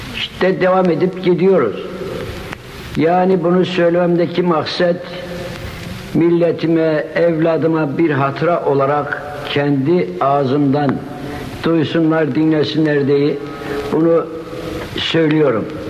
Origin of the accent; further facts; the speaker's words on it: Şarkışla, Sivas Province, Turkey; Ben Şargışla'nın Sivri Alan Köyü'nde 1894'te dünyaya gelmişim.